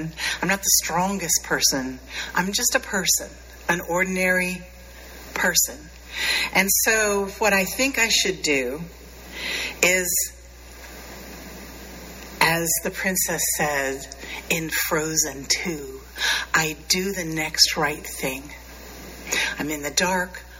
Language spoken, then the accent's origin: English; Appalachia, United States; I grew up very near Appalachia